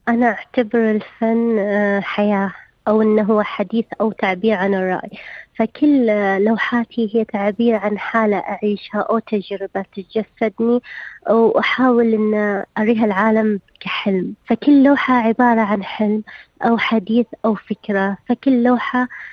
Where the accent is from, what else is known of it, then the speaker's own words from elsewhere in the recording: Saudi Arabia; عندنا في السعودية